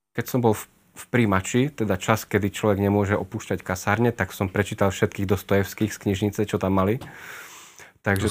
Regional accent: Košice, Košice Region, Slovakia; som rodený Košičan, ako už odznelo. Tam som prežil celé detstvo, aj väčšinu mladosti.

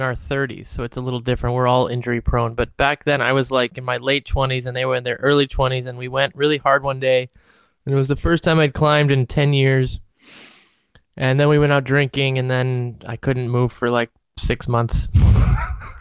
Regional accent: Ohio, United States; I'm from Ohio

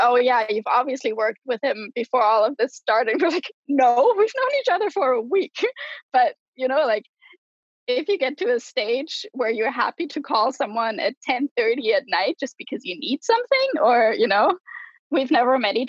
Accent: Germany; English is a second language; I'm from Germany. I want to go home.

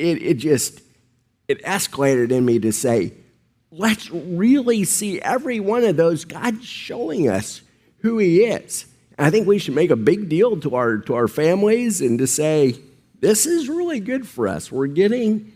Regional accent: Midwest, United States; those of us who grew up in the Midwest

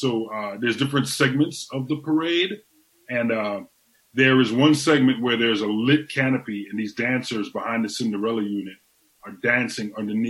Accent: Trinidad & Tobago; moved away; also born or lived in Tampa, Florida; I'm from Trinidad and Tobago, so I'm from the West Indies.

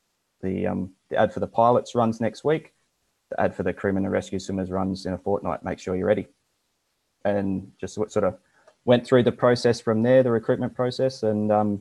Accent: Adelaide, South Australia, Australia; I'm from Australia, originally from Adelaide, which is central South Australia

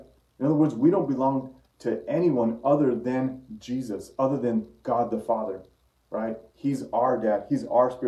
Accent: Santa Fe, New Mexico, United States; my hometown is Santa Fe, New Mexico.

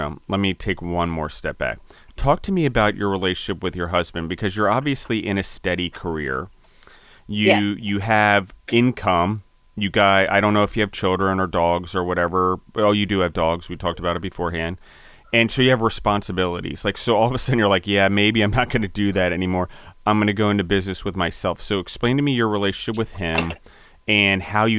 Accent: Maryland, United States; also born or lived in Pennsylvania; I'm from Pennsylvania originally. I was four, and then I moved to Maryland

